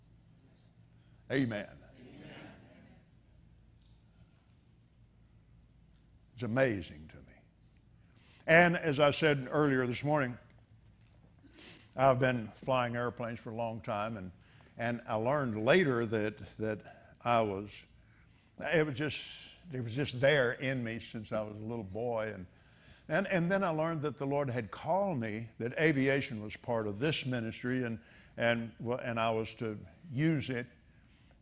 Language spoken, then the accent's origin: English; Abilene, Texas, United States; I was raised in Abilene, Texas